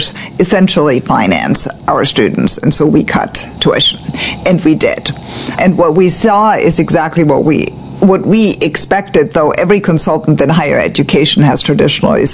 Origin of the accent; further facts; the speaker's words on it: Germany; now in Annapolis, United States; I grew up in Germany